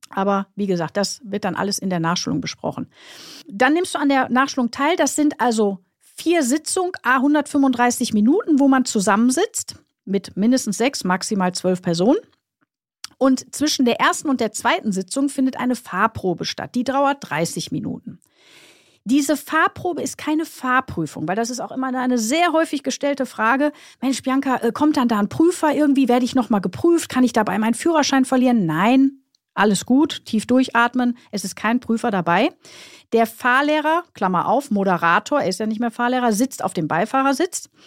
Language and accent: German; Krefeld, North Rhine-Westphalia, Germany; ich komme ja aus Krefeld, wenn ich von äh, Krefeld nach Köln fahre